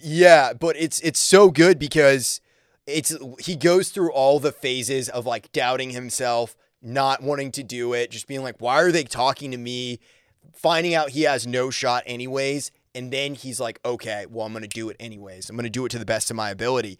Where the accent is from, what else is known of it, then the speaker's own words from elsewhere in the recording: Maine, United States; moved away; also born or lived in Nashville; originally from Maine